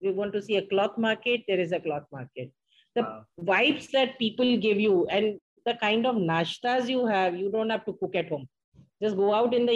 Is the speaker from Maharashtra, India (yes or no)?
yes; Ulhasnagar, Maharashtra, India; I was born and brought up in Ulasnagar